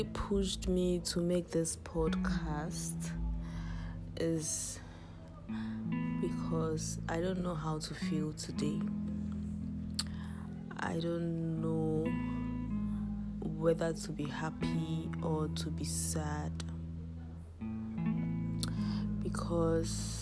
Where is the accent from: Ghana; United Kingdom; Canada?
Ghana; I'm from Ghana